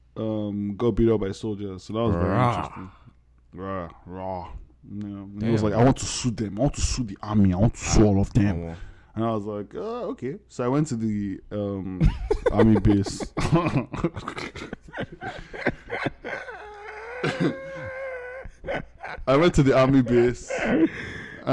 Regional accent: Nigeria; I grew up in Ugudu, so like I grew up around soldiers

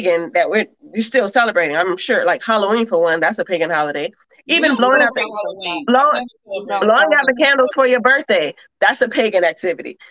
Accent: Russia; moved away; growing up in Russia, we did, you know, obviously at the time religion was not promoted

